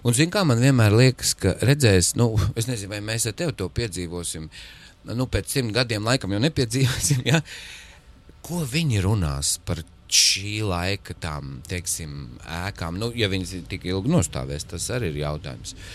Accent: Smiltene, Smiltene Municipality, Latvia; now in Riga, Latvia; mana dzimtā pilsēta, kur es aizvien braucu, tā ir smiltene

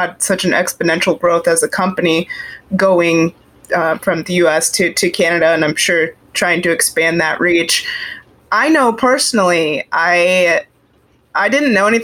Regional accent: Arizona, United States; moved away; I grew up in Arizona. We don't have bears in the Southwest part where I was

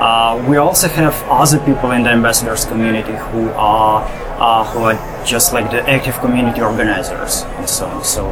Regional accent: Lviv, Lviv Oblast, Ukraine; I'm from Lviv.

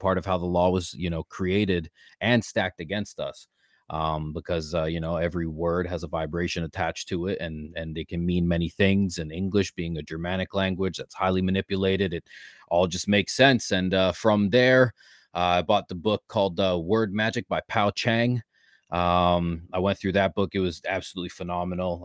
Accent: Ontario, Canada; born and raised in Canada, uh, Ontario specifically

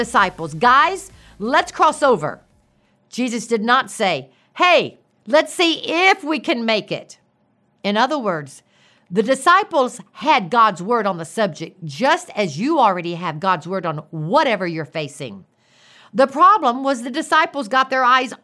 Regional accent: Gulf Coast, United States; I grew up on the Gulf Coast

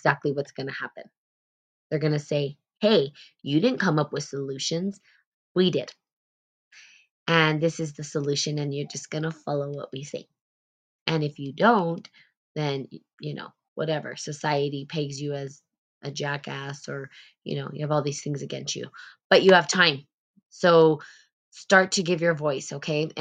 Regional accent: United States; there is sort of this privilege that we carry as Americans

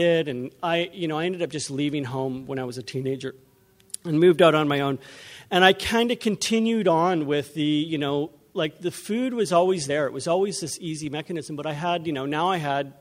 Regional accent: Vancouver, British Columbia, Canada; I'm from Vancouver. We drove up here

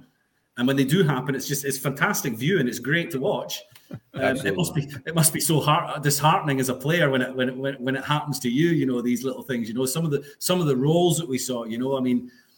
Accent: Scotland, United Kingdom; I'm Scottish

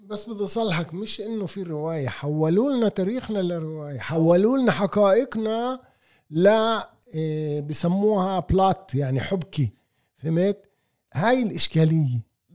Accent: Palestine; انا ابن البلد هذا وطني

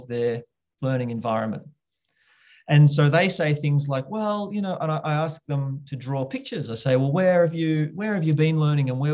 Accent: Bendigo, Victoria, Australia; my hometown here in little old Bendigo

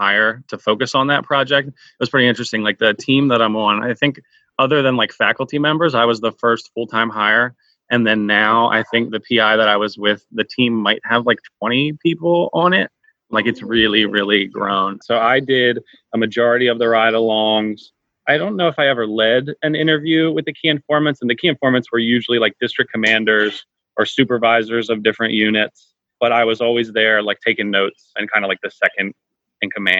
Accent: Baltimore, Maryland, United States; moved away as an adult; also born or lived in West Virginia; now in Austin, United States; my hometown of Baltimore

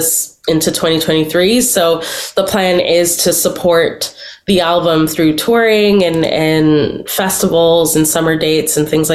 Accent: Toronto, Ontario, Canada; I'm a Toronto girl through and through, not even Toronto. Like, I'm from Scarborough. I feel like such a connection to the place that raised me

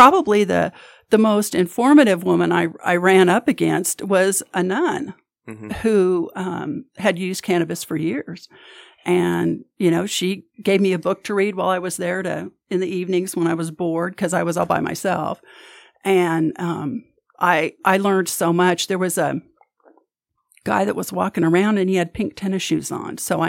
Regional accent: California, United States; also born or lived in Arkansas / Kansas; So I have been everywhere from the hills and hollers in Arkansas to, I was born in Northern California, grew up my high school years and stuff in Southern California.

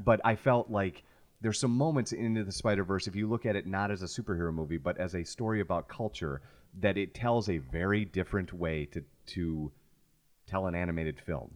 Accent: Chicago, Illinois, United States; a white kid growing up in Chicago

